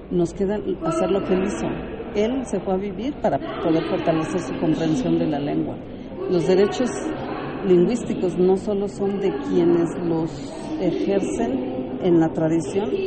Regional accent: Mexico; porque esa es nuestra condición y tal vez es lo

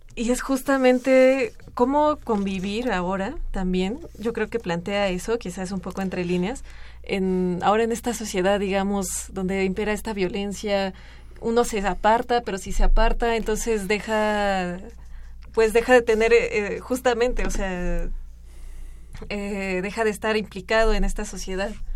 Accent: Mexico; nosotros como mexicanos

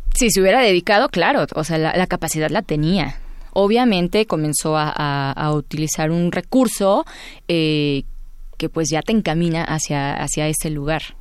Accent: Puebla, Mexico; born or raised there; also born or lived in Veracruz

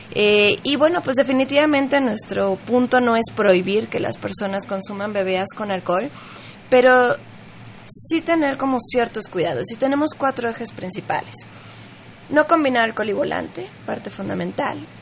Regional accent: Mexico; en México, para empezar, somos fiesteros, somos latinos

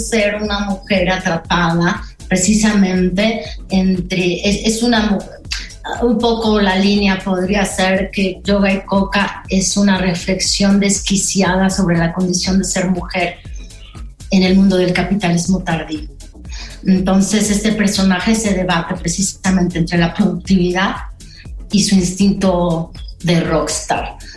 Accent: Pachuca, Hidalgo, Mexico; moved away; yo crecí, eh, o bueno, tuve mi adolescencia en Pachuca

